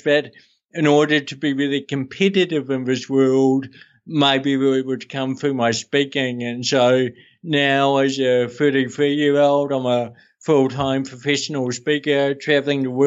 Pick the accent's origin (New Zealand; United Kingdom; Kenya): New Zealand; Hawke's Bay; born or raised there; also born or lived in Amsterdam, Netherlands